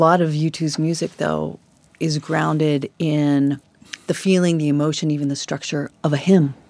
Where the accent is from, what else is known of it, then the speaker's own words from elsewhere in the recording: Idaho, United States; I'm from Idaho. I don't know if that's my particular dialect.